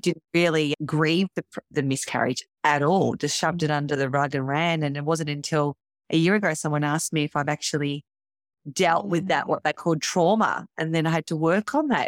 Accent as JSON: {"language": "English", "town": "Melbourne", "region": "Victoria", "country": "Australia", "said": "I am from Melbourne, Victoria"}